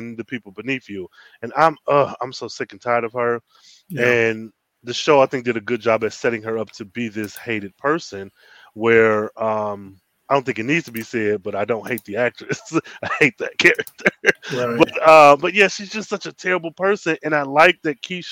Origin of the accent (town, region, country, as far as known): United States